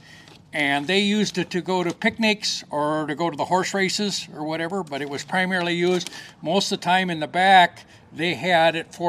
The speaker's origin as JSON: {"language": "English", "region": "Minnesota", "country": "United States", "said": "I'm from Minnesota"}